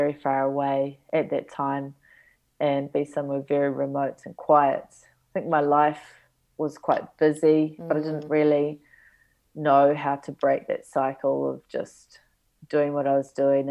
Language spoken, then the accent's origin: English; Auckland, New Zealand; moved away as an adult; now in Iceland; my hometown at that time, Auckland City